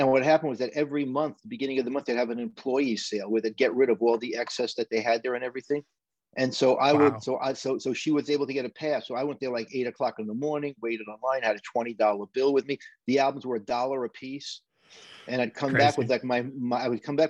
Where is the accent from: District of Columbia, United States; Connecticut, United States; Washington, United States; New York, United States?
New York, United States; New York City; now in Orange County, New York, United States; growing up in Brooklyn back then in the '60s